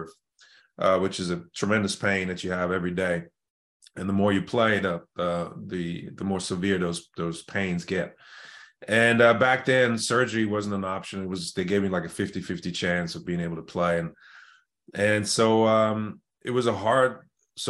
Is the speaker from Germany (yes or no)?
yes; Germany; accent: German; English is a second language; now in United States; I grew up in, born and raised in Germany, and my mom's German. My dad is from Ghana, West Africa.